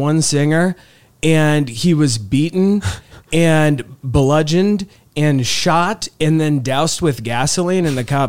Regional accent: Nebraska, United States; then we're just from like the cornfields of Nebraska.

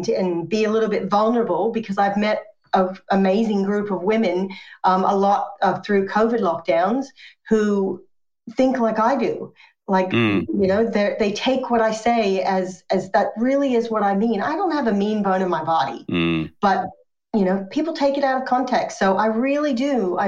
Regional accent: United States; now in Australia; Yes, I am American, but I'm also Australian. I've been Australian since 2002. And by choice, moved here because my first long-term boyfriend and first husband, who I went to high school uni with, was Australian.

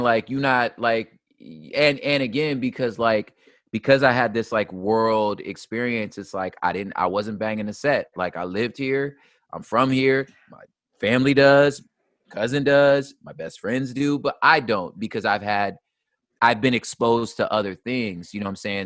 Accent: Los Angeles, California, United States; I moved to what's called the San Gabriel Valley, uh, which we would call SGV, and that's where essentially my formative years were

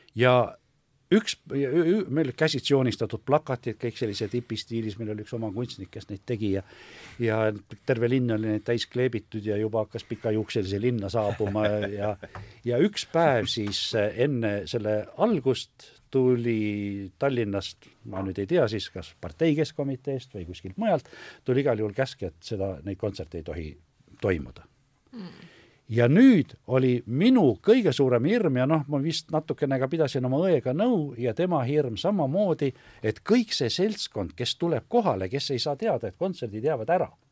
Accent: Pärnu, Pärnu County, Estonia; moved away; ma olen küll Pärnust pärit

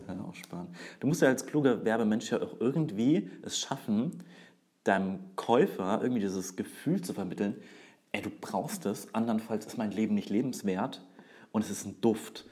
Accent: Würzburg, Bavaria, Germany; Ich bin Würzburger

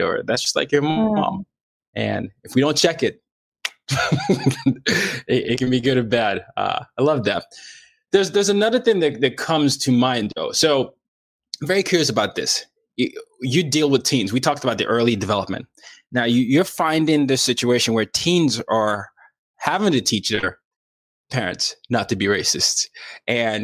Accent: Nigeria; I grew up in a dictatorship

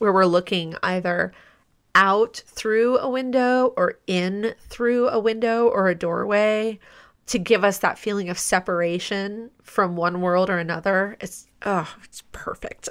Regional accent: United States; As an American viewer

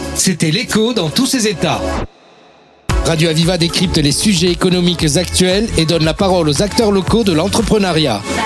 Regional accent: Montpellier, Occitania, France; Je suis natif de Montpellier, et très attaché à ce à ce territoire

